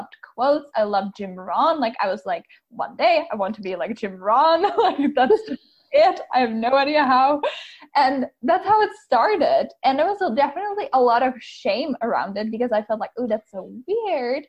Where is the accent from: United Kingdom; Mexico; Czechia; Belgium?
Czechia; moved away as an adult; now in Tacoma, United States; I am originally from the Czech Republic, which is probably quite different than most people on your podcast. And I grew up there.